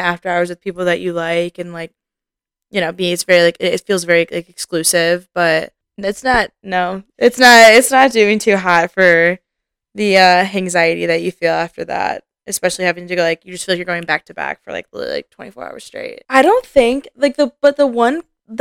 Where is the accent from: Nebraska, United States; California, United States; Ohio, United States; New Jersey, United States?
Ohio, United States; Cleveland; now in Columbus, United States; I'm not even from Columbus, I'm from Cleveland